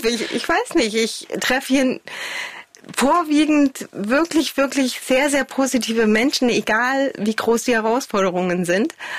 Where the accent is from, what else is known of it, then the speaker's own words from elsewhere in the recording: Chemnitz, Saxony, Germany; moved away as an adult; also born or lived in Glauchau / Paris / Hamburg / Berlin; ich bin in Karl-Marx-Stadt groß geworden